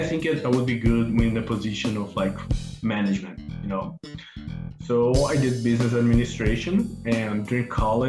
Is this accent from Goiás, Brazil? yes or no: yes; Goiânia, Goiás, Brazil; also born or lived in Belo Horizonte, Brazil; now in Los Angeles, United States; I was born in Belo Horizonte, in the southeast of Brazil. But I grew up in Goiânia, a city close to Brasília, the capital city of Brazil